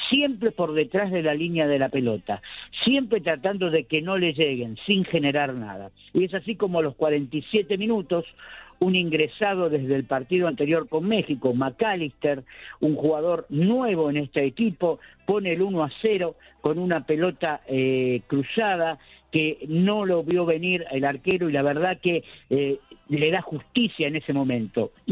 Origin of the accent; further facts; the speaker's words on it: Argentina; hoy sin ánimo de padecer, este, no sé, agrandado, como dicen que somos los argentinos, lo borró.